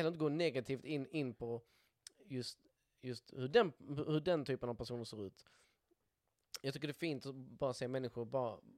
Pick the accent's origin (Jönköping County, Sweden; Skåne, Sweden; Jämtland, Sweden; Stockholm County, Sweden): Skåne, Sweden; accent: Scanian; en dialekt som skåning. Det, det, det, jag tänker det, det hörs väl rätt tydligt.